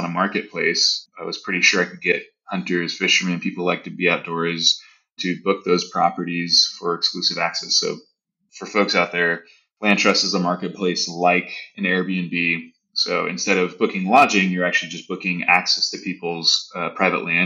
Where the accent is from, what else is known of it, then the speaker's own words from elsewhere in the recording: Southern California, United States; moved away as an adult; also born or lived in Boston / New York City; I grew up in Southern California